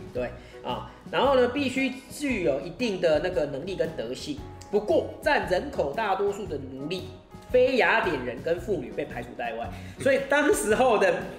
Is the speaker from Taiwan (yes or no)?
yes; Taiwan; 我们台湾这边的